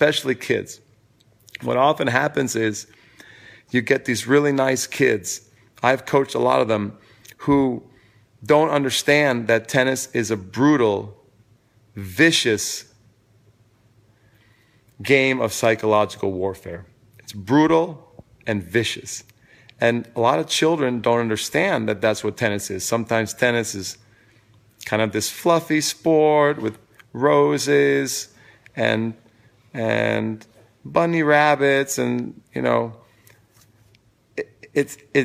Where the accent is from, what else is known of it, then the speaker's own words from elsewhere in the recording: New York City, New York, United States; moved away as an adult; now in Vermont, United States; I'm from New York City, at least originally, and for many years, I've lived there.